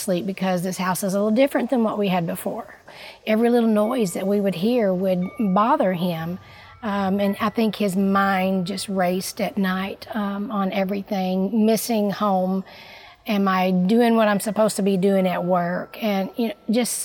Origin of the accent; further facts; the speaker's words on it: Missouri, United States; moved away; I did not grow up in Illinois. I grew up in Missouri, and I've lived a few different places